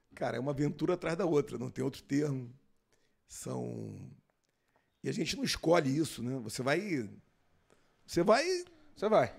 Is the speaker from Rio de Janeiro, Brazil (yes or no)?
yes; Rio de Janeiro, Brazil; also born or lived in Manaus; Eu morava aqui no Rio de Janeiro, nasci no Rio, e fiz a prova para o Colégio Militar de Manaus